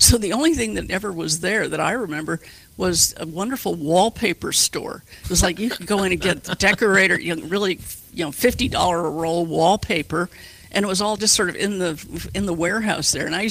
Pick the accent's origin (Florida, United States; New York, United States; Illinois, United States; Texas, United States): New York, United States; Westchester County; moved away as an adult; also born or lived in Bronxville, New York / Cleveland, Ohio / West Orange, New Jersey; I grew up in Westchester County, which is across the Hudson